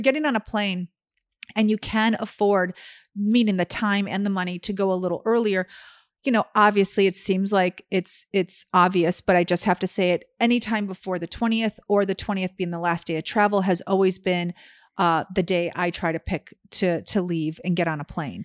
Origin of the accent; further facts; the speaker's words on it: Chicago, Illinois, United States; moved away; growing up in Chicago